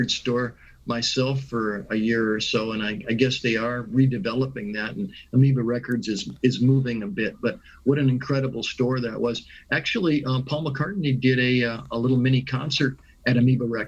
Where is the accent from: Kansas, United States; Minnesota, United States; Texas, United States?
Minnesota, United States; moved away; I was raised in Minnesota